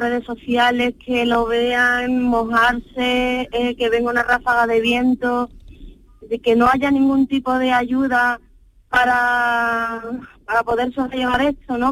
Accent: Seville, Andalusia, Spain; somos de Sevilla

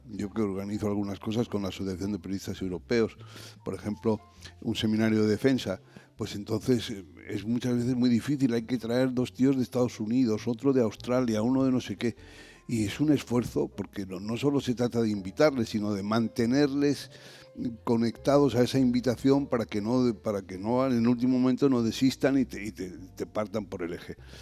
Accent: Spain

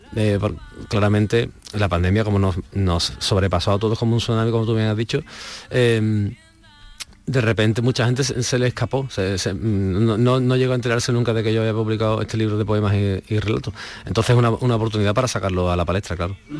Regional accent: Alcalá de Guadaíra, Andalusia, Spain; yo soy de Alcalá, de un pueblo de aquí, bueno, de Alcalá de Guadalajara

